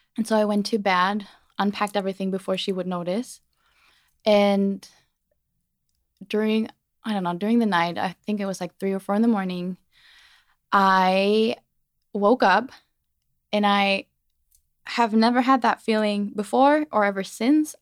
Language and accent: English; Germany; moved away; born and raised in Germany